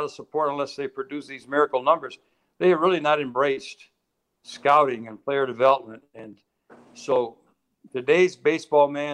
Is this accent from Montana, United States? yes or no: no; Tampa, Florida, United States; I was raised in Tampa, Florida